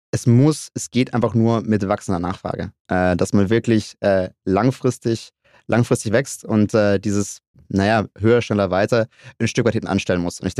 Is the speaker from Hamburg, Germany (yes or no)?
no; Stuttgart, Baden-Württemberg, Germany; Ich glaube, als, ähm, als gebürtiger Stuttgarter ist das, ist das ein Thema Auto Mobilität, was einen umgibt